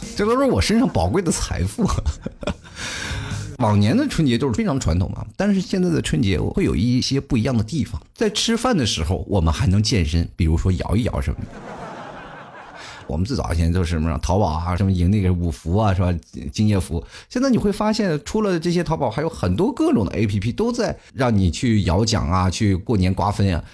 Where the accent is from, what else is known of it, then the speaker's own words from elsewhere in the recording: China; 我们中国人